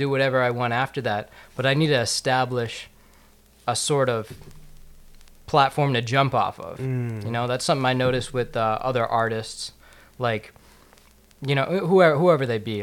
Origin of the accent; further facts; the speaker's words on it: Plainfield, Illinois, United States; I'm from Plainfield, Illinois